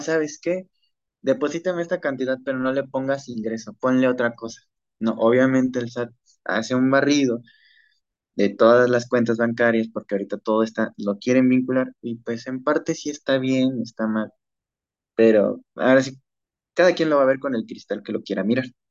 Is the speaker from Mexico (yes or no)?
yes; Mexico; also born or lived in Mexico City; nosotros como mexicanos